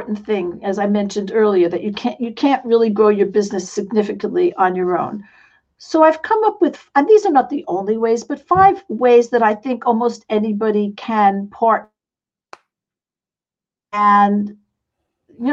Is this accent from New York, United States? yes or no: yes; New York City, New York, United States; accent: New York; moved away; I come from New York City. Some of you might still recognize I have a little bit of an accent